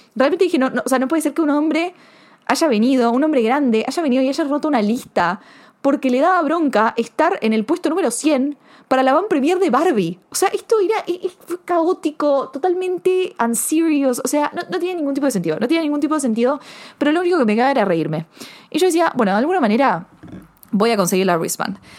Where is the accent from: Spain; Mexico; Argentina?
Argentina; also born or lived in Buenos Aires; soy argentina, porque me crié en un país de que si no sabes colarte